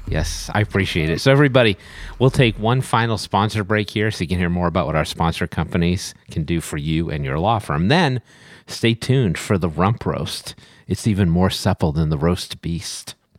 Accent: Boston, Massachusetts, United States; I am from the Boston area

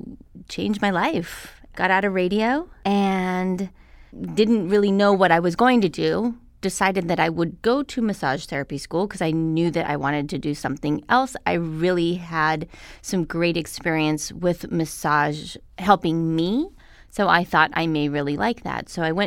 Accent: Albuquerque, New Mexico, United States; I came from Albuquerque, New Mexico.

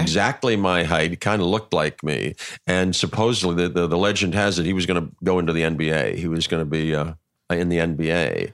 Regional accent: Pittsburgh, Pennsylvania, United States; moved away; I'm from Pittsburgh

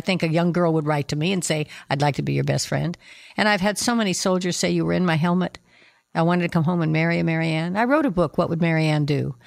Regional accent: Nevada, United States; moved away; I come from Nevada

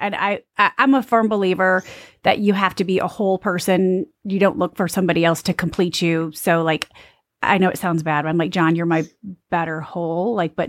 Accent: Jackson, Michigan, United States; accent: Michigan; this is two Michigan girls talking. I was born and raised in J-Town, Jackson

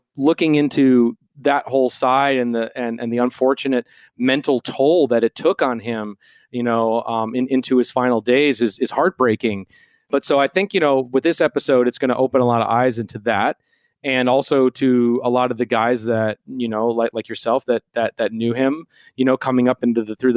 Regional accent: Minneapolis, Minnesota, United States; growing up in Minneapolis

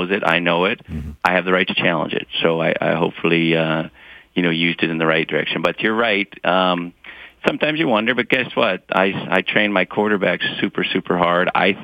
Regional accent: Montana, United States; I grew up in Montana.

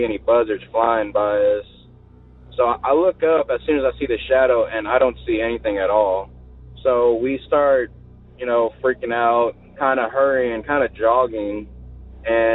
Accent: Victoria, Texas, United States; I'm from Victoria, Texas, you know, down here south

